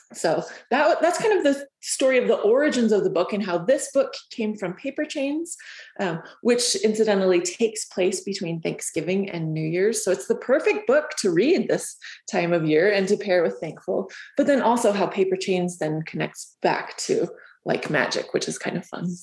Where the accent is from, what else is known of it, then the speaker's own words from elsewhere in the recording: Southern Utah, United States; I'm from Southern Utah